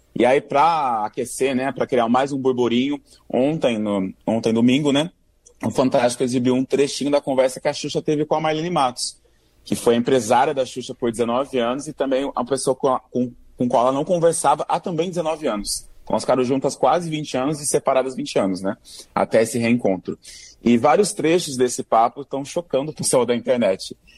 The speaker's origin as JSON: {"language": "Portuguese", "region": "interior of São Paulo", "country": "Brazil", "moved": "yes", "lives_now": "Rio de Janeiro, Brazil", "said": "Eu vim do interior de São Paulo"}